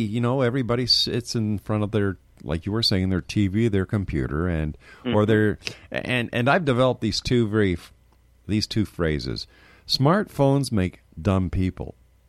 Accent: Montreal, Quebec, Canada; now in Ontario, Canada; when I was a young man growing up in Montreal, we lived on the South Shore in the country.

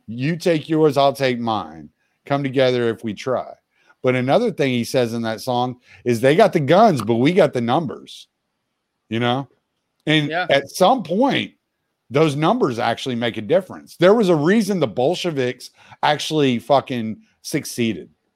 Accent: Louisiana, United States; moved away; I'm from Louisiana originally.

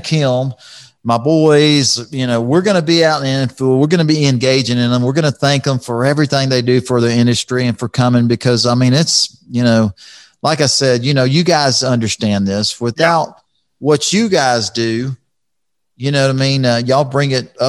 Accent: Houston, Texas, United States; my hometown of Houston, Texas

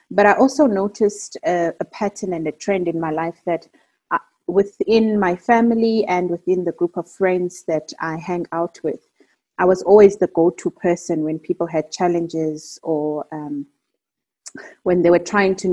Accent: Eastern Cape, South Africa; So just to give context, I'm South African. I'm originally Xhosa, and I hail from the Eastern Cape.

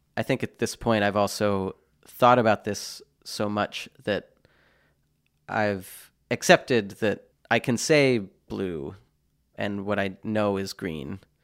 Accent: Pennsylvania, United States; moved away; also born or lived in Boston, Massachusetts / United Kingdom; I'm from Pennsylvania originally, having lived here f, in Boston for twelve years, now spending time in the U K

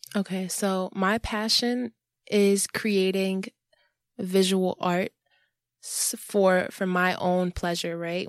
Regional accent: New York City, New York, United States; I'm from New York City, born and raised

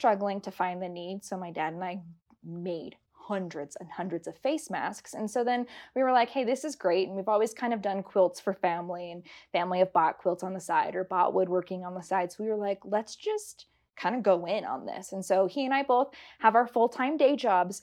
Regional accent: Castle Rock, Colorado, United States; I am born and raised in Castle Rock, so this has always been home

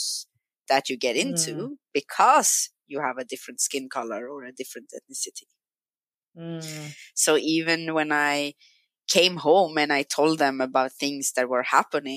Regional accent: Stockholm, Stockholm County, Sweden; English is a second language; also born or lived in Brazil; I grew up in Stockholm.

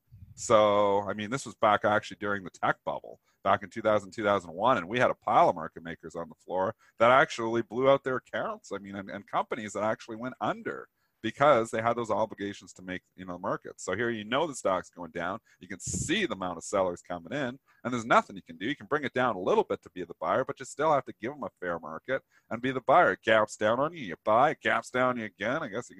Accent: Canada; I'm Canadian

